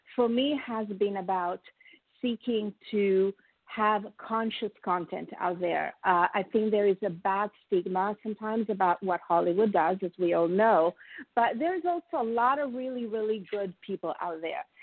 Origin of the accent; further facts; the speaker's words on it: Italy; now in United States; I am a proud oh. immigrant, as you, as I have told you, I'm from Italy, but I am a very proud American